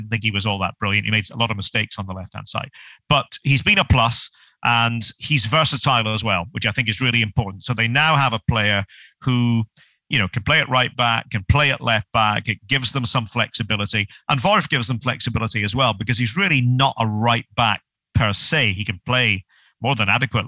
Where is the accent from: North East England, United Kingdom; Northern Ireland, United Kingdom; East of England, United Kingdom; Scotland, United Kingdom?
Scotland, United Kingdom; being a Scot